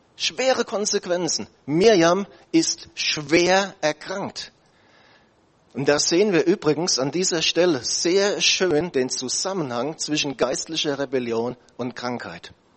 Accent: Germany; wir als Deutsche

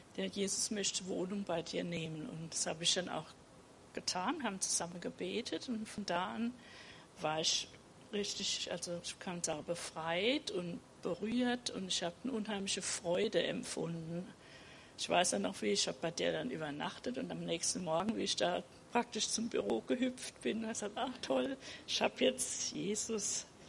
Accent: Rhineland-Palatinate, Germany; also born or lived in Mannheim; Ich bin in der Pfalz aufgewachsen

